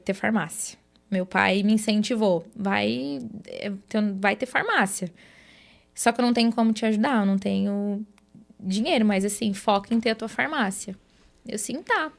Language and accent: Portuguese; Jacinto Machado, Santa Catarina, Brazil; now in Araranguá, Brazil; Eu sou natural de Jacinto Machado, lá uma cidadezinha, né, para quem é, não conhece, tem pouco mais de 9 mil habitantes, então nasci, me criei lá, né? Vim para Araranguá quando eu casei